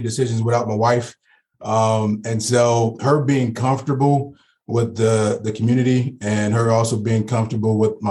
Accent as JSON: {"language": "English", "town": "New Orleans", "region": "Louisiana", "country": "United States", "tie": "born or raised there", "moved": "yes", "lives_now": "Cincinnati, United States", "said": "I was born and raised in New Orleans, Louisiana."}